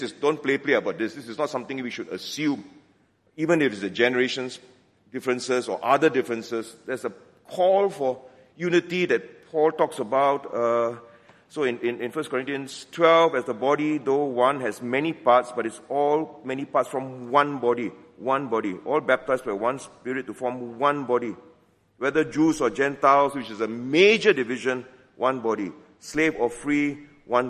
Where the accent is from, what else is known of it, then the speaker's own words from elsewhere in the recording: George Town, Penang, Malaysia; accent: Penang Hokkien; moved away; I go back to Penang, my hometown. You'll notice that some Penang Hokkien escapes once in a while.